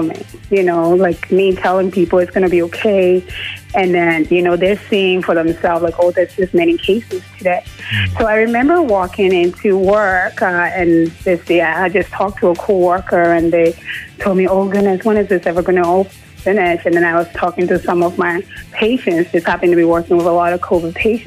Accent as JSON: {"language": "English", "country": "Liberia", "tie": "born or raised there", "moved": "as an adult", "lives_now": "Kitchener, Canada", "said": "I'm actually born and raised in Liberia"}